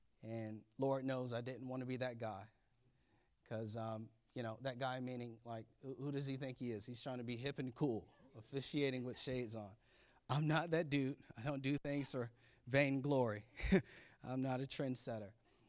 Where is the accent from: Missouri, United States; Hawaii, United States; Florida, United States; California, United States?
Florida, United States; now in Maryland, United States; And if you know me, that's where I'm from Florida. So maybe we should be back there, but we're here in Maryland.